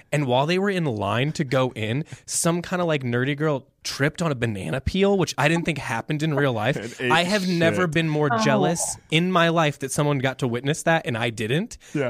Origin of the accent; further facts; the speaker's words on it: Midwest, United States; And look, we're pro cottage cheese. We're from the Midwest. We have to like that.